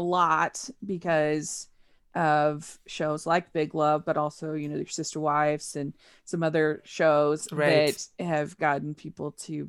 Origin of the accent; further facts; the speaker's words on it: Draper, Utah, United States; also born or lived in Maryland; Yeah, so I am from Draper, Utah, which is about 35 minutes south of Salt Lake City. And I grew up, we moved a little bit. I lived in Utah, but then we went to Maryland, actually.